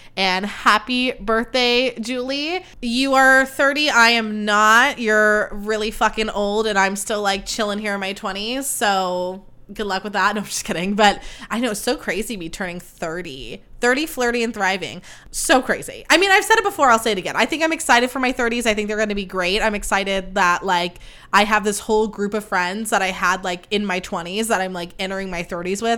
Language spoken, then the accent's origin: English; Livermore, California, United States; born or raised there; moved away as an adult; now in Campbell, United States